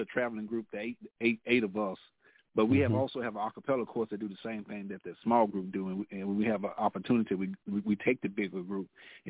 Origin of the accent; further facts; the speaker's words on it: Mound Bayou, Mississippi, United States; from Mount Bayou, Mississippi, from the Lampton Street Church of Christ, there where Dr. Harvey Jackson is our minister.